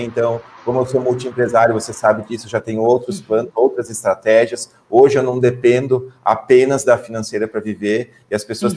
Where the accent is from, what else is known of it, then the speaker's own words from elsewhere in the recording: Ibirubá, Rio Grande do Sul, Brazil; eu fui criado pelos meus pais aqui no interior do Rio Grande do Sul, na cidade de Birubá